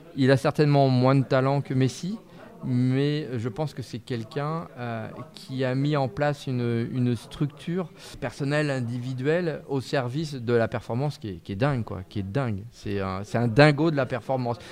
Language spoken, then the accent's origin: French; France; quand on est français